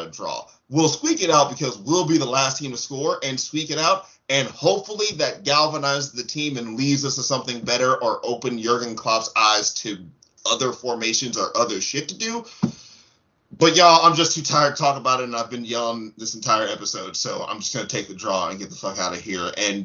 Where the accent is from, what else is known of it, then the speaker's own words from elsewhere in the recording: United States; I'm an American